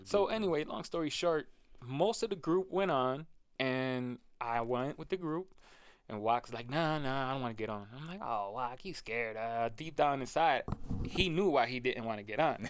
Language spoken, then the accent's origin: English; Rochester, New York, United States; I've born and raised in Rochester